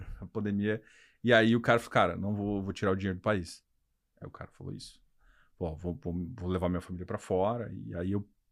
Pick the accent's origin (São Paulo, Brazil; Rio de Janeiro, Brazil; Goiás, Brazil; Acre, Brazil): Goiás, Brazil; como bom goiano